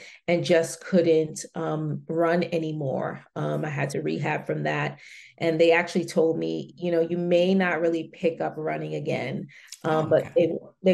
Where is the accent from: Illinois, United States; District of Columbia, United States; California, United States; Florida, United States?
District of Columbia, United States; Washington; moved away as an adult; also born or lived in Germany; I grew up right here in the Washington, D.C. metropolitan area